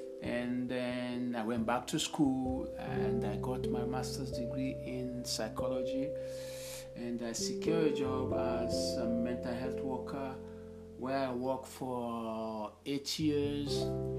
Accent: Sierra Leone; 1965 in Sierra Leone, where I came from, and I had 10 school in Sierra Leone.

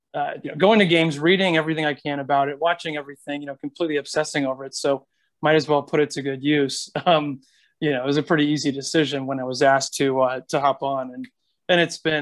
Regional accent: North Carolina, United States; also born or lived in Washington, D.C.; now in Colorado, United States; So I moved here from Washington, D.C. and grew up in North Carolina

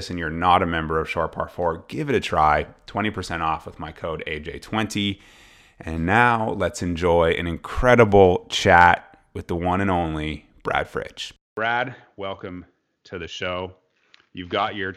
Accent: Ottawa, Ontario, Canada; Canadian from Ottawa, from my hometown

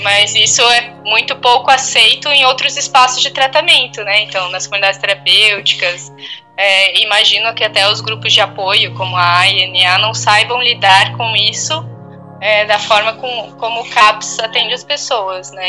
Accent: Blumenau, Santa Catarina, Brazil; moved away; eu cresci em Blumenau

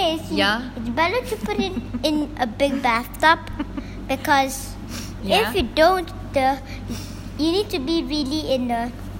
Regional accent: Hong Kong; No, I'm just from Hong Kong, so I'm just gonna build some things for China.

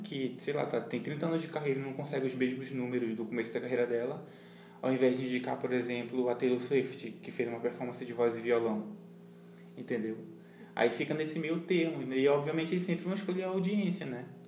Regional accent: Brazil; a gente é latino também

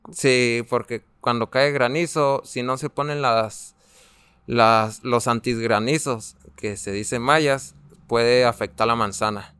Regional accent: Namiquipa, Chihuahua, Mexico; Yo tengo 19 años y vengo desde Namiquipa.

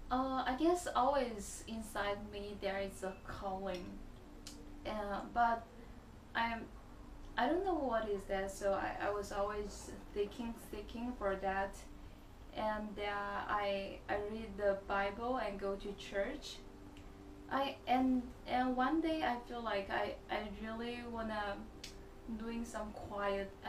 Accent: China; English is a second language; moved away as an adult; now in South Korea; I'm from China. I've been in Korea like three years.

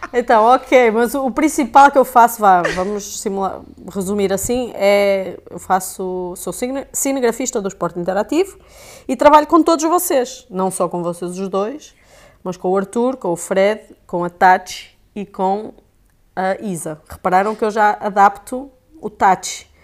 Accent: North, Portugal; accent: Portuguese; eu sou portuguesa, como já devem ter percebido, né? Foi é, Uh, meu sotaque

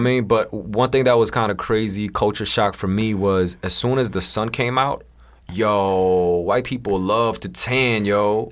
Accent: New York, United States; also born or lived in South Korea / China; we immigrated to America when I was, um, about nine or ten. And, uh, I grew up in Queens

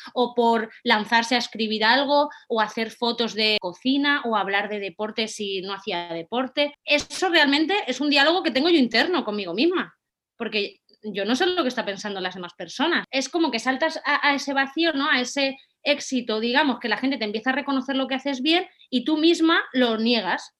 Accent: Valencia, Valencian Community, Spain; soy de Valencia

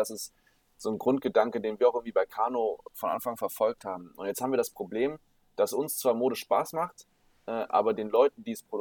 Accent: Düsseldorf, North Rhine-Westphalia, Germany; aufgewachsen, irgendwie die Stadt super lieb geworden und äh, bin hier mega gerne

